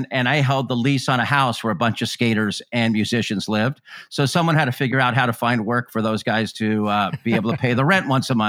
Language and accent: English; Claremont, California, United States; I grew up in Claremont, California, which is east of Los Angeles, about an hour. There wasn't really a scene out there.